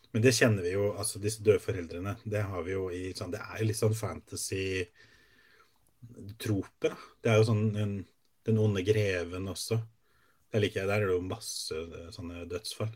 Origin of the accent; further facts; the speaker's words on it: Sarpsborg, Østfold, Norway; jeg kommer fra Sarpsborg